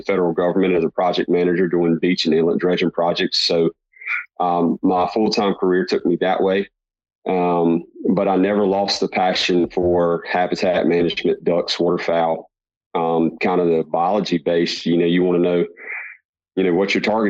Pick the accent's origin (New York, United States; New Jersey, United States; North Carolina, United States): North Carolina, United States; Eastern; I'm from Eastern North Carolina, born and raised.